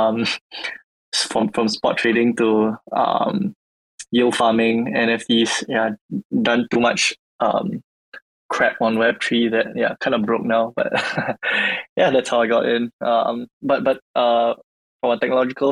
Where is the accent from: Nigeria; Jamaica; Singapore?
Singapore; born and raised in Singapore